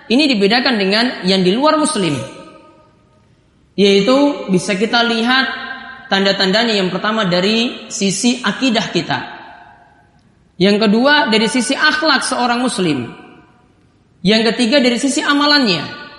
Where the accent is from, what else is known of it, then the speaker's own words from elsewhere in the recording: Ambon, Maluku, Indonesia; Kita sebagai orang Ambon pun tahu seperti itu.